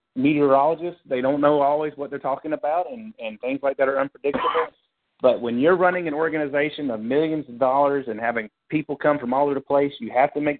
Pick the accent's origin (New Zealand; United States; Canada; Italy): United States; Florida; my home state